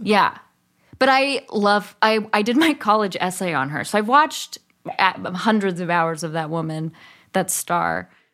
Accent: Berkeley, California, United States; also born or lived in Bay Area; I grew up in Berkeley, and then my parents moved

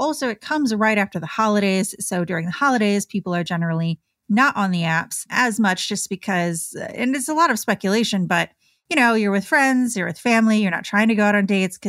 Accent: Michigan, United States; I grew up in Michigan, so a lot of Red Wings fans.

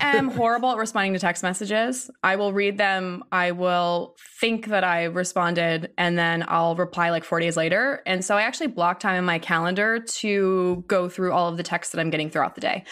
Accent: Ohio, United States; I grew up in Ohio

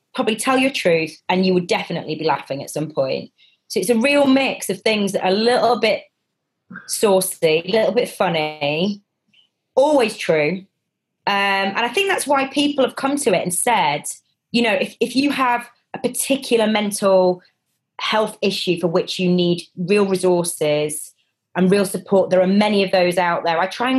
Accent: Manchester, North West England, United Kingdom; I'm from Manchester in the 90s. I think I drank a bit, right?

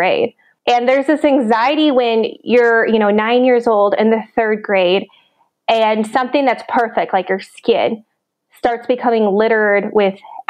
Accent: Minnesota, United States; I grew up in Minnesota

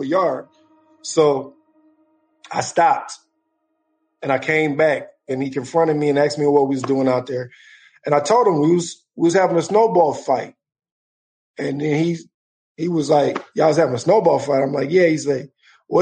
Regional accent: Minneapolis, Minnesota, United States; I grew up in Minneapolis. I've been in Minneapolis since 1978

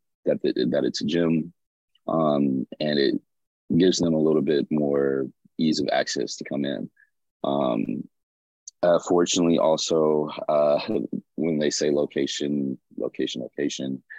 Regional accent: Birmingham, Alabama, United States; moved away as an adult; also born or lived in Tuscaloosa, Alabama / Montgomery, Alabama; now in Los Angeles, United States; I lived in Birmingham, Alabama, which is where I was born and raised.

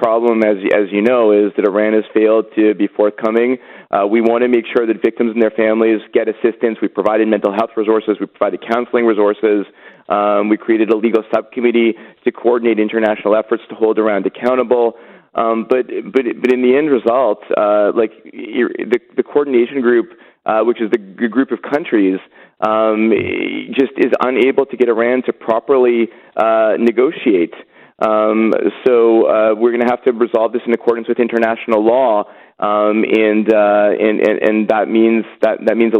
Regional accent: Quebec, Canada; as an English-speaking Quebecer

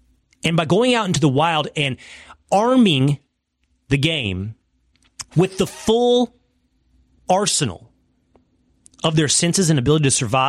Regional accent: East Texas, United States; accent: East Texas; moved away; The East Texas accent, as thick as it gets. Not as refined and syrupy as South Carolina, but as strong as any in the nation. And I was surrounded by East Texans

